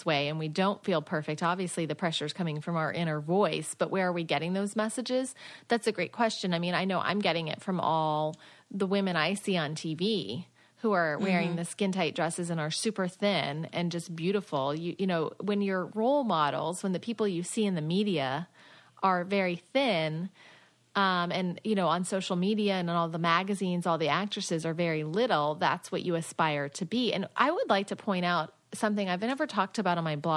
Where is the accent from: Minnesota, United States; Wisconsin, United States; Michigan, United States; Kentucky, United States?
Minnesota, United States; now in Miami, United States; I'm a Midwestern girl. I'm from Minnesota.